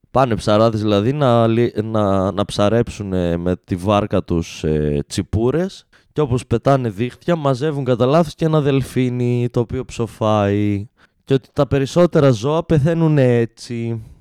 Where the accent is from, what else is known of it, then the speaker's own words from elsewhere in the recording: Alexandroupoli, Eastern Macedonia and Thrace, Greece; είμαι άντρα από την Αλεξανδρούπολη